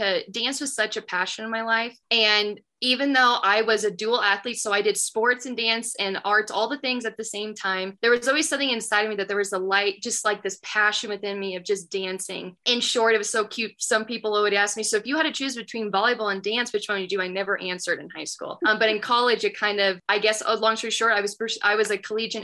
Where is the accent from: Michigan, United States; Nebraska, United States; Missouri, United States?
Nebraska, United States; now in Colorado, United States; I'm born and raised in Gary, Nebraska